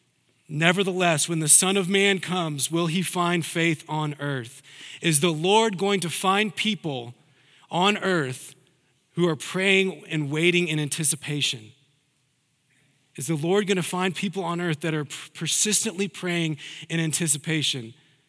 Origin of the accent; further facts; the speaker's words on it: the South, United States; Now, I'm a Southerner. I don't have the Southern accent, but I'm a Southerner.